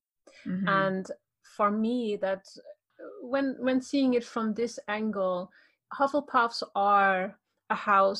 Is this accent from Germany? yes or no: yes; Germany; I'm German. I'm from Germany